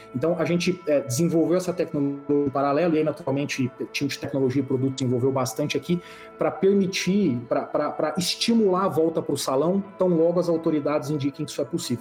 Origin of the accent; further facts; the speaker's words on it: Brazil; a gente, como brasileiro